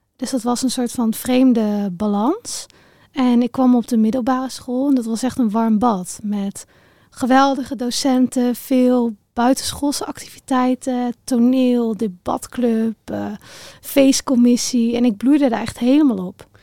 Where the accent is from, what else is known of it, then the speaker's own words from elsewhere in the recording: Raalte, Overijssel, Netherlands; ik ben opgegroeid in Raalte. Dat is een eh, dorpje in Overijssel tussen Deventer en Zwolle in.